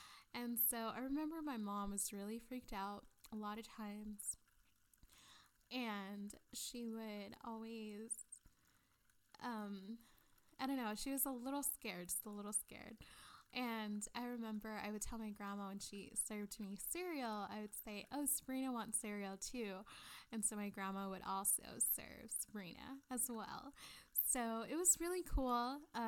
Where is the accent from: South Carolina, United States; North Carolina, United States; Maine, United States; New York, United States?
Maine, United States; I grew up in Maine on Cemetery Road.